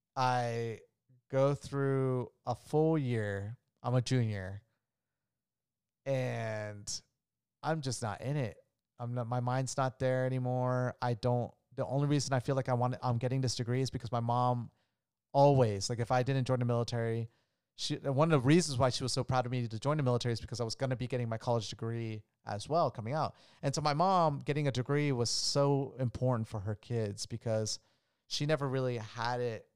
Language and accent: English; Orlando, Florida, United States; also born or lived in Colombia; I was born in Orlando, Florida